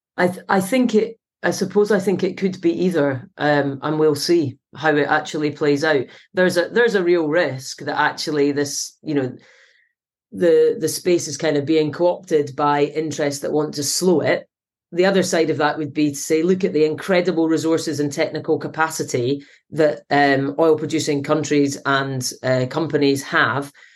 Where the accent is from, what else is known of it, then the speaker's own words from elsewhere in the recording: Scotland, United Kingdom; now in Manchester, United Kingdom; being Scottish.